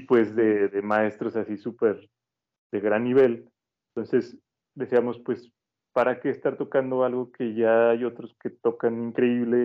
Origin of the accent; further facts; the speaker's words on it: Mexico; nuestra cultura como mexicana